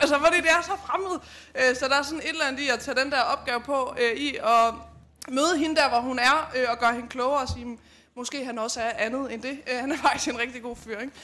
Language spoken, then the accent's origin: Danish; Lind, Central Denmark Region, Denmark; nu kommer jeg selv fra Lind, lidt syd for Herning